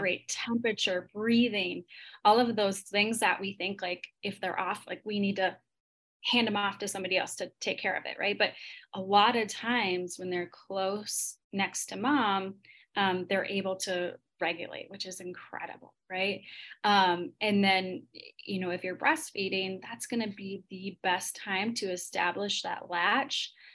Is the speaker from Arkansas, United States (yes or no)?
no; Minnesota, United States; I'm from Minnesota